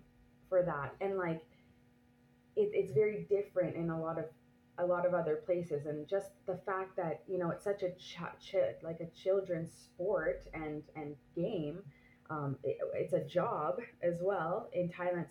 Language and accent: English; Canada; now in France; I am Canadian anyways, I have been living here for a while